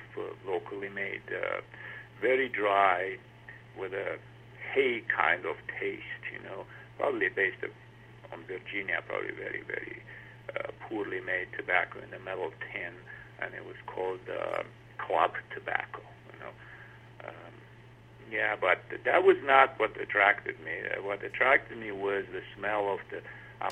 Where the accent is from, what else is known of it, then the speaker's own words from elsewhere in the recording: Transylvania, Romania; moved away; also born or lived in Bucharest, Romania; I grew up in East Europe, Romania. I would call it more Transylvania because it's a northwestern part of Romania